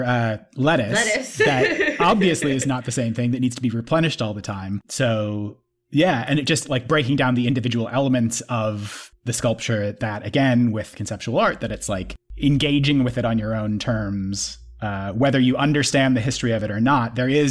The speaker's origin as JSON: {"language": "English", "country": "United Kingdom", "said": "I'm a British"}